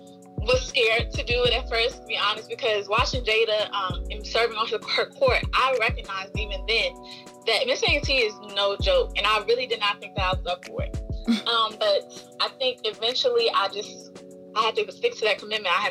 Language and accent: English; Prince George's County, Maryland, United States; also born or lived in North Carolina; I'm from Prince George's County, Maryland, just like Kariatu